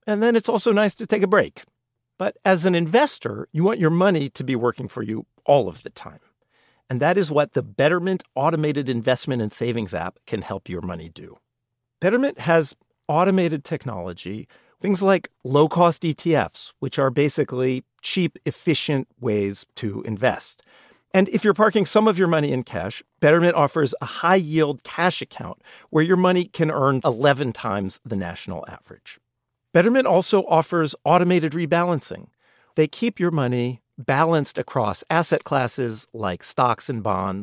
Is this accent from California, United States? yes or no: yes; California, United States; I'm from California